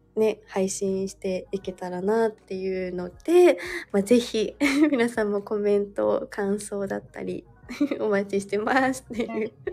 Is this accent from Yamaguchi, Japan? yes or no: no; Hokkaido, Japan; moved away as an adult; also born or lived in Toronto, Canada; now in Tokyo, Japan; 私は、まあ、生まれは、あの、実は北海道の港町で